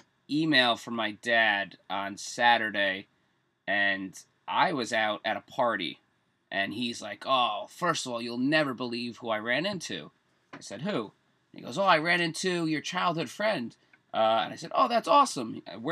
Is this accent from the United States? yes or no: yes; Lyndhurst, New Jersey, United States; now in Hoboken, United States; I grew up in Lyndhurst. I live in Hoboken now. Oh. My parents actually were born and raised in Kearney. So I got a lot of local connections to the area.